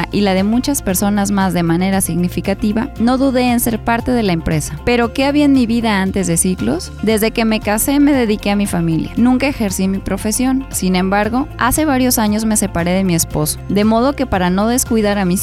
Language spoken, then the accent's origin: Spanish; Mexico; En síntesis, soy una madre mexicana ocupada en ser y aportar lo mejor para tener una mejor sociedad.